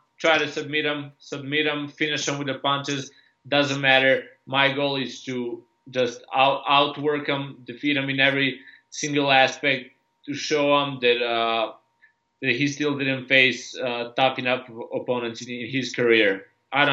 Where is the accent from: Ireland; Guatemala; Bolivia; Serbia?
Serbia; I just grew up in Serbia, or I was born and raised in Yugoslavia before the war